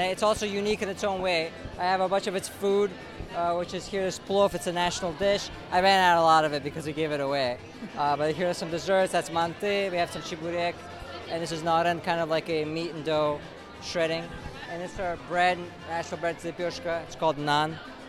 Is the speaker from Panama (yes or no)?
no; Uzbekistan; moved away; So Uzbekistan, I'm from Uzbekistan. It's a country in Central Asia that borders all of the other Central Asia countries like Kyrgyzstan, Turkmenistan, Afghanistan, Kazakhstan, Tajikistan and them.